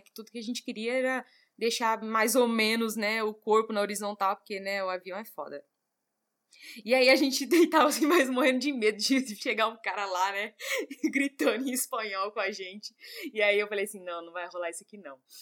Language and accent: Portuguese; São Paulo, Brazil; eu, São Paulo.